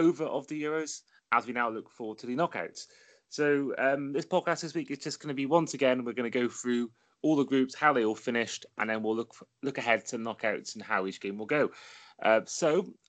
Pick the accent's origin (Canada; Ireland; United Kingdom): United Kingdom; Wales; as a Welshman myself